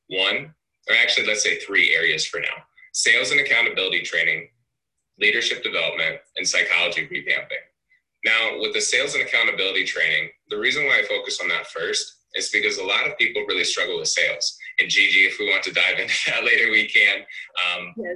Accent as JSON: {"language": "English", "town": "Cedar Rapids", "region": "Iowa", "country": "United States", "said": "I'm actually from Cedar Rapids, Iowa"}